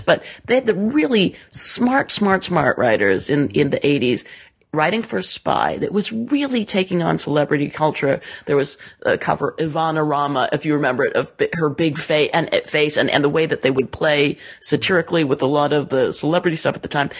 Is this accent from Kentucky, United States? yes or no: no; Southern California, United States; I was in the sixties and seventies growing up in Southern California.